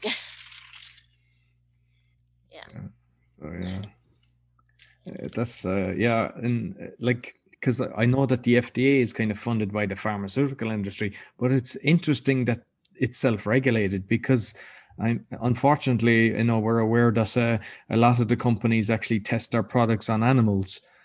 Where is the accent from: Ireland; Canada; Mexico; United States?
Ireland; I'm Irish.